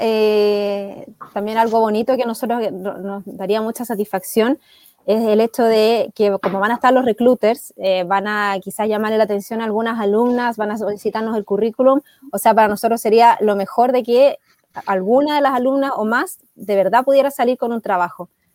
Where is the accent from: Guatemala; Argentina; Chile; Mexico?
Chile; soy chilena